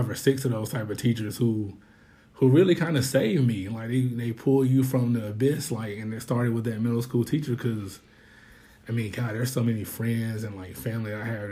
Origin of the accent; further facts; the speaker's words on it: Winston-Salem, North Carolina, United States; my hometown in Winston-Salem